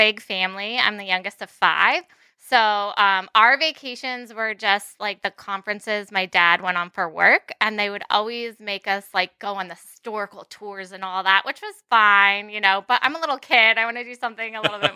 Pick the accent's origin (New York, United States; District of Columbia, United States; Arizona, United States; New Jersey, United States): New Jersey, United States; moved away as an adult; now in Connecticut, United States; I'm actually from North Jersey.